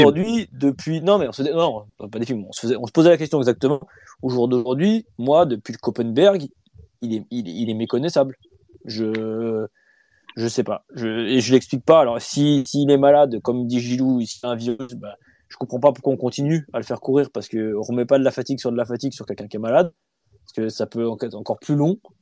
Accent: France; chez nous, en France

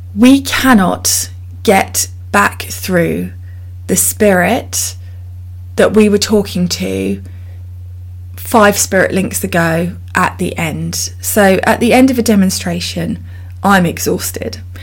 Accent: United Kingdom; I'm so British

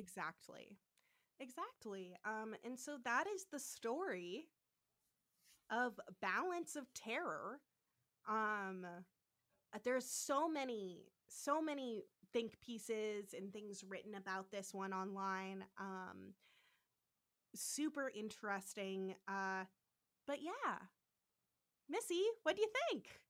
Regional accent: San Francisco, California, United States; I am from San Francisco, so I actually know that area

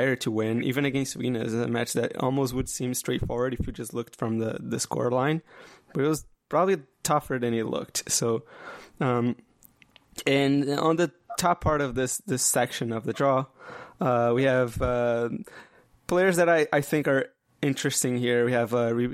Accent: Canada; I'm Canadian

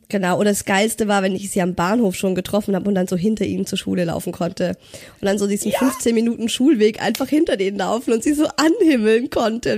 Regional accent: Ulm, Baden-Württemberg, Germany; moved away; ich komme ja ursprünglich aus Ulm

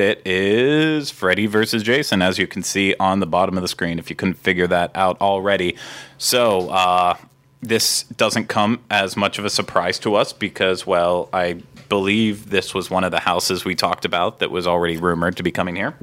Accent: Pennsylvania, United States; moved away; so I grew up in Pennsylvania

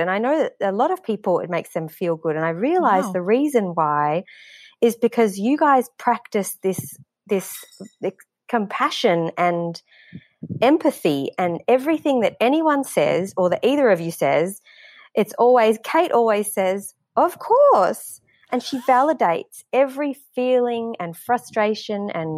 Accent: Melbourne, Victoria, Australia; now in Guyana; I'm from Melbourne, but I listen all the way in South America.

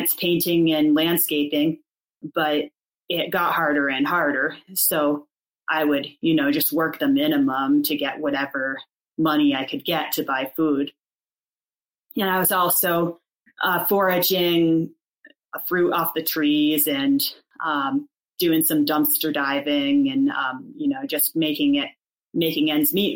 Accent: Fairfield County, Connecticut, United States; moved away as an adult; also born or lived in Moab, Utah; I come from Fairfield County, Connecticut.

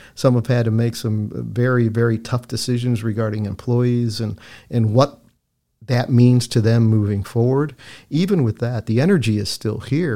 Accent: Chicago, Illinois, United States; also born or lived in St. Louis / Philadelphia / Tampa; now in Lakeland, United States; my hometown of Chicago

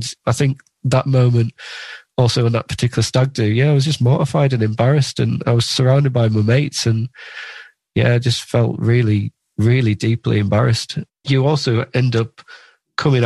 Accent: Carlisle, North West England, United Kingdom; also born or lived in Lake District; So I grew up in the Lake District and in Carlisle

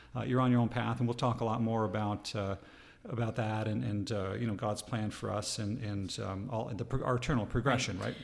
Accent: East Coast, Canada; moved away; I'm Canadian, and uh, we're from the East Coast

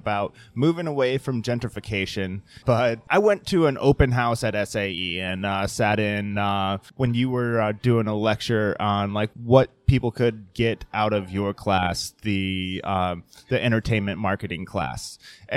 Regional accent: Midwest, United States; moved away as an adult; I'm originally from the Midwest

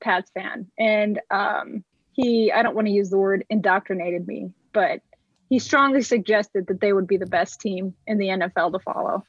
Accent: Los Angeles, California, United States; moved away as an adult; now in Arizona, United States; growing up in LA, the age that I am, I'm 36

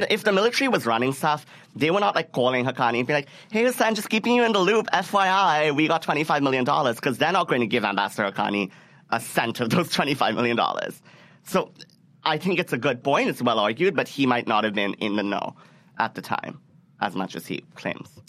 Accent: Karachi, Sindh, Pakistan; moved away; It's in my hometown.

